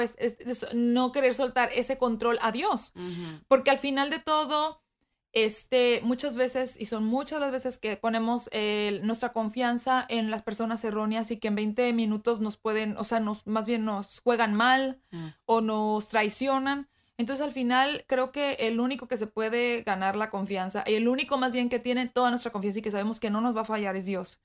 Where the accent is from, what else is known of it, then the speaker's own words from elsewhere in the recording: Mexico; moved away; estando en mi país natal, que fue México